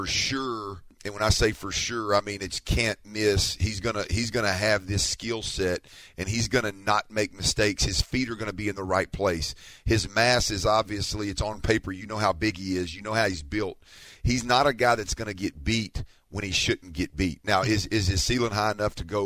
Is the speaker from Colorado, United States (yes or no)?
no; Houston, Texas, United States; I'm from Houston